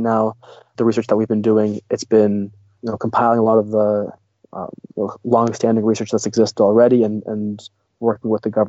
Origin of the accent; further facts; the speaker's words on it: Russia; now in Canada; I mentioned that we came from Russia, so I'm an immigrant in Canada.